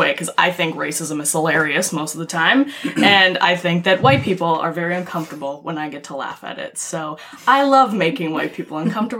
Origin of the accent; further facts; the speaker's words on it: Philippines; is about my time as a Filipina YouTuber and how horribly wrong that went.